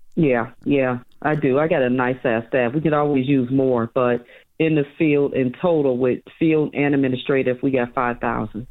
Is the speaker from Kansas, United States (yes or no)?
no; Chicago, Illinois, United States; I was born and raised in Chicago